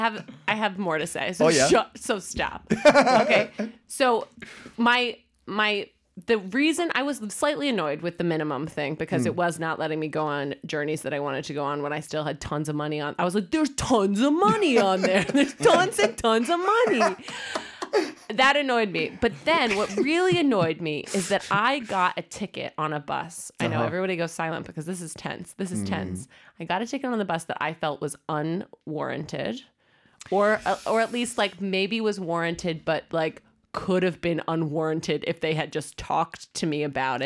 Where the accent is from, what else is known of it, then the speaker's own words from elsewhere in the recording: United States; cities that I go to frequently because I'm American and sometimes go to London.